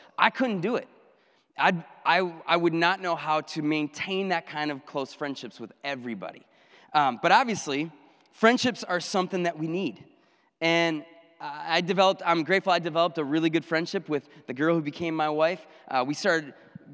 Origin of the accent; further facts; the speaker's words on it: Minocqua, Wisconsin, United States; moved away as an adult; now in Janesville, United States; I went back up to my hometown of Minocqua, and I was youth pastor there